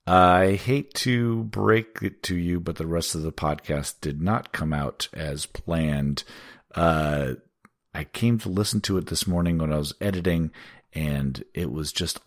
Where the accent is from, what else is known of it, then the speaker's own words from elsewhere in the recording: Washington, United States; We've got 5 songs from my home state of Washington.